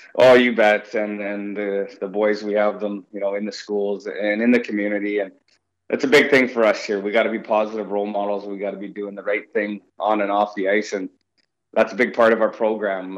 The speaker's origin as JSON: {"language": "English", "town": "Victoria", "region": "British Columbia", "country": "Canada", "tie": "born or raised there", "moved": "yes", "said": "I'm from Vancouver Island, um, you know, so I was raised in uh, Victoria, BC"}